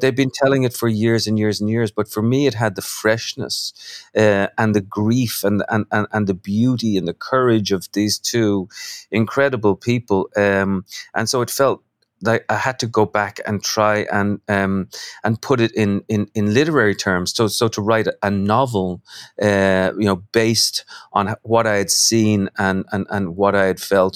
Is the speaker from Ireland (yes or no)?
yes; Dublin, Leinster, Ireland; now in New York, United States; I'm from Dublin. I live in New York.